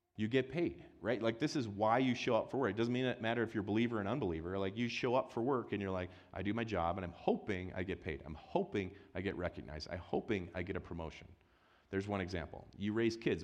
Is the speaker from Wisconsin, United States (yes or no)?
yes; Wisconsin, United States; moved away; I grew up in Wisconsin.